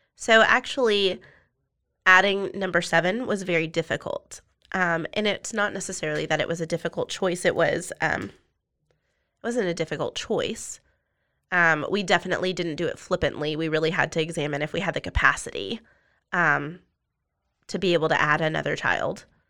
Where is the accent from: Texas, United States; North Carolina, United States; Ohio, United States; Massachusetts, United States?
Texas, United States; Austin; also born or lived in Colorado / Dripping Springs, Texas; now in Waco, United States; I'm from the South Austin area